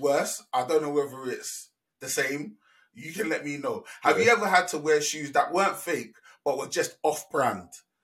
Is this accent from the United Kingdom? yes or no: yes; London, United Kingdom; I grew up in London